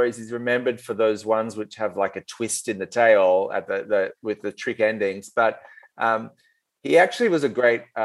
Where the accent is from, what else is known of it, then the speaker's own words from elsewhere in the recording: Australia; male Australian writer